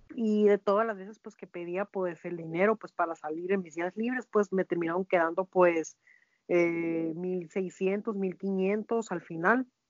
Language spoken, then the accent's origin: Spanish; Mexico; also born or lived in Hermosillo, Sonora; nosotros como mexicanos